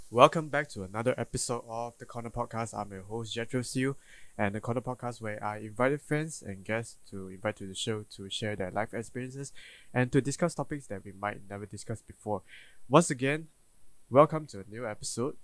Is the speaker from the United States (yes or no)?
no; Malaysia; as a Malaysian